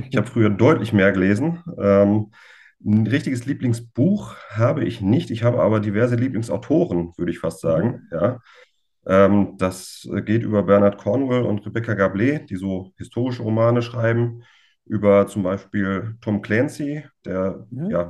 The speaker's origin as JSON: {"language": "German", "town": "Düsseldorf", "region": "North Rhine-Westphalia", "country": "Germany", "tie": "born there", "said": "hängt mit meinem Geburtsort völlig überraschend zusammen und ja, eigentlich ist meine ganze Familie ähm, Fan von Fortuna."}